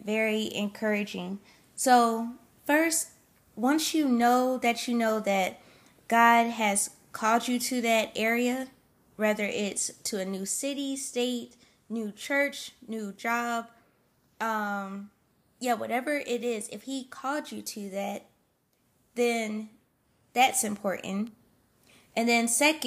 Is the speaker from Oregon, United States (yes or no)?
no; South Carolina, United States; moved away; also born or lived in Pennsylvania; Then we moved down to South Carolina to be, to be closer to some of my family on my mom's side